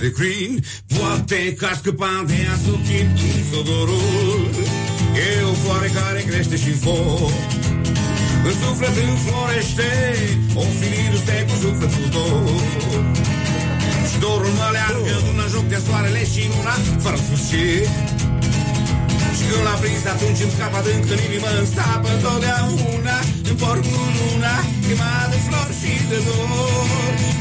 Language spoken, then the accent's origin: Romanian; Romania; Eu trăiesc în România și eu sunt român